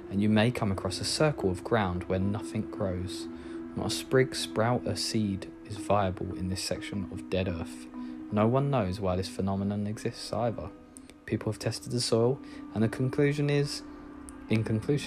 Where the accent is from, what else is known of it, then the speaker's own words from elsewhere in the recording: near Epping Forest, East of England, United Kingdom; growing up near Epping Forest